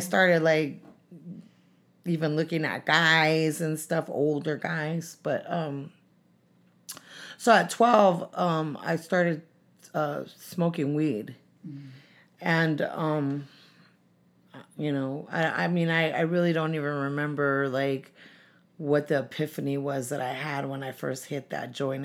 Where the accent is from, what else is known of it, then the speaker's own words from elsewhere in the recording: San Francisco, California, United States; also born or lived in San Diego; when I was two, we moved to San Francisco to the Mission District. And, um, uh, I went to school there